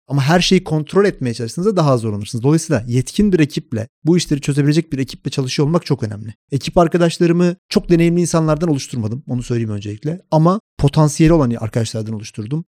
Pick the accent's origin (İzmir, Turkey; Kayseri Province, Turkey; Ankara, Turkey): Ankara, Turkey; moved away as an adult; now in Istanbul, Turkey; 1984 Ankara doğumluyum. Ankara'da çalışmaya başladım yaklaşık bir 10 sene boyunca.